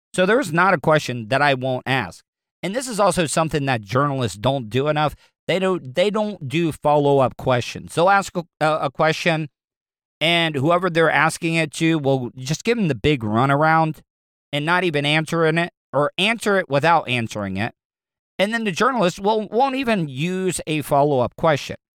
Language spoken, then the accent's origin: English; the South, United States; I grew up in the South all my life